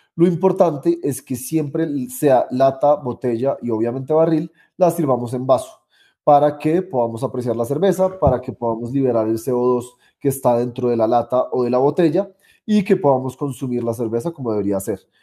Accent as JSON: {"language": "Spanish", "country": "Colombia", "also_born_or_lived": "United States", "said": "cuando volví a Colombia, empecé una cervecería"}